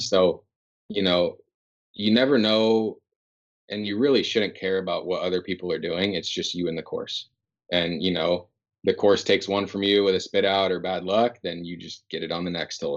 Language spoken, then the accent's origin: English; Northern California, United States; moved away as an adult; now in Seattle, United States; growing up in NorCal